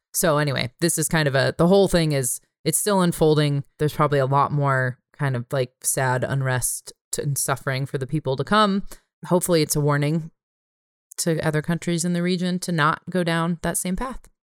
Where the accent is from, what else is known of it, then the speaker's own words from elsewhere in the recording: California, United States; moved away; I'm a Californian